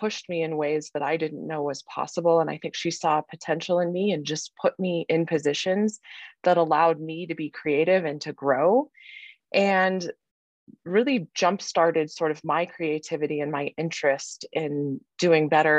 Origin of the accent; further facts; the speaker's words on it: Colorado, United States; I had really two options in Colorado because I needed to stay in state